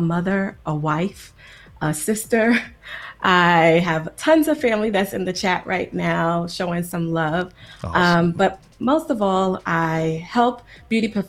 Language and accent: English; New York City, New York, United States; moved away as an adult; also born or lived in Long Island; now in California, United States; I grew up in New York City, in New York and in Long Island